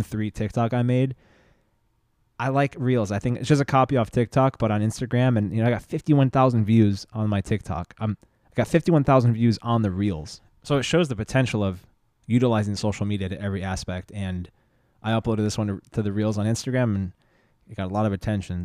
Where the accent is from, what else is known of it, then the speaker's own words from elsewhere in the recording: San Diego, California, United States; growing up in San Diego